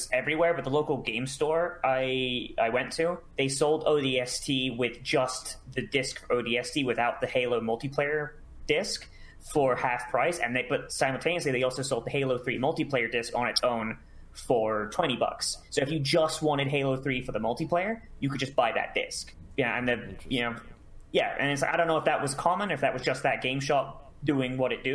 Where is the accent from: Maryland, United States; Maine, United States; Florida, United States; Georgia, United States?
Florida, United States; I'm from Florida.